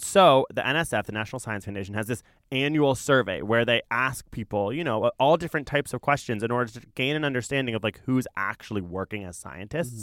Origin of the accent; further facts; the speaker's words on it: Toronto, Ontario, Canada; I actually grew up in what it was called East York.